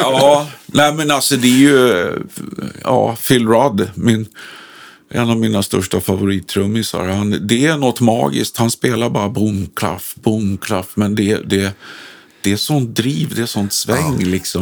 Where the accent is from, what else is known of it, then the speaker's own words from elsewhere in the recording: Stockholm, Stockholm County, Sweden; i Sätra där vi kommer ifrån